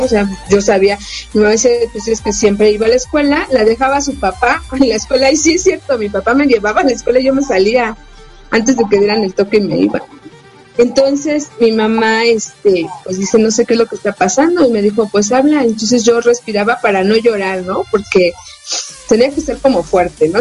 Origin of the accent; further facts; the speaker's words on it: Mexico City, Mexico; yo nací en la Ciudad de México